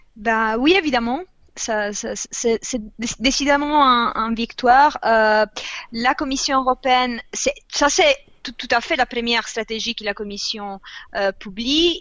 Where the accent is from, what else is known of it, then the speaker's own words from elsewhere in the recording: Italy; French is a second language; moved away; je viens d'Italie